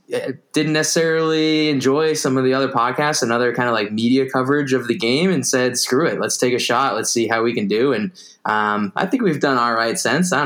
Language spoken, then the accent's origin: English; Boston, Massachusetts, United States; Yeah, so I'm in Boston. Basically been a lifer here in Massachusetts/New England.